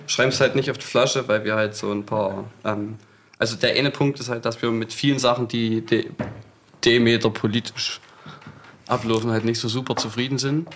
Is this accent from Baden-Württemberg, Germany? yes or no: no; Scheidungen, Saxony-Anhalt, Germany; in dem Ort, wo ich aufgewachsen bin, das ist ein ganz kleines Kaffburg, Scheidung nennt sich